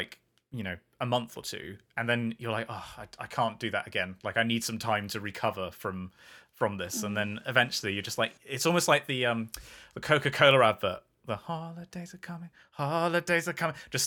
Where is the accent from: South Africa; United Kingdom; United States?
United Kingdom; England; I'm English